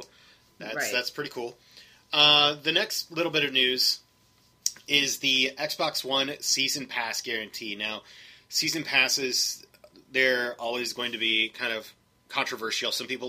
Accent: United States; I'm an American, but I'm not an ignorant American.

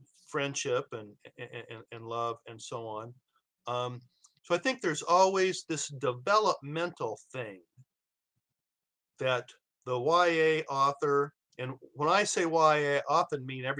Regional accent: Iowa, United States; now in Arizona, United States; I'm from Iowa

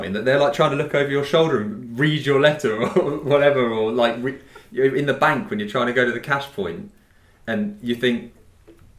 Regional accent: England, United Kingdom; I'm English.

